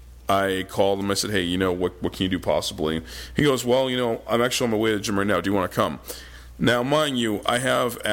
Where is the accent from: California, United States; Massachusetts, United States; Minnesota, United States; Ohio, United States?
Massachusetts, United States; Walden; I'm from Walden.